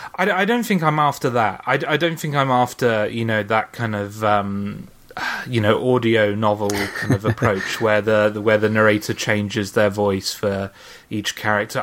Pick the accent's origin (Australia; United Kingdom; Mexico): United Kingdom; I am British